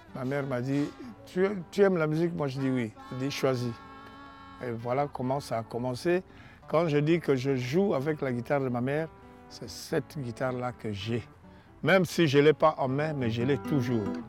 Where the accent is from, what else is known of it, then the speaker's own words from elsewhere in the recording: Léopoldville, Kinshasa, DR Congo; la ville où je suis né s'appelait euh, Léopoldville. Évidemment, après l'indépendance, euh, la ville a changé de nom. C'est appelé Kinshasa